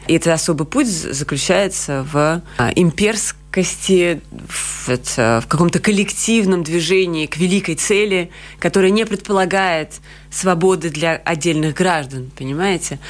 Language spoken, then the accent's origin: Russian; Georgia; also born or lived in Russia / Latvia; now in Riga, Latvia; Я вообще грузинка, и мы сначала приехали в Грузию